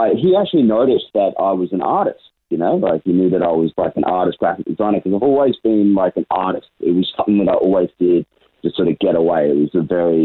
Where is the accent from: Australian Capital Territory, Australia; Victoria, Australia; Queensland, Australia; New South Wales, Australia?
Queensland, Australia; Brisbane; I was born and raised in Brisbane my whole life.